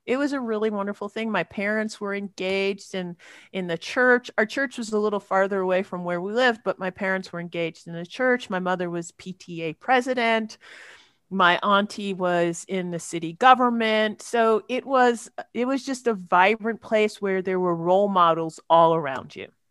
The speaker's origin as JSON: {"language": "English", "town": "New York City", "region": "New York", "country": "United States", "tie": "born or raised there", "accent": "American", "moved": "yes", "said": "when I was a girl in, uh, growing up in Queens, New York"}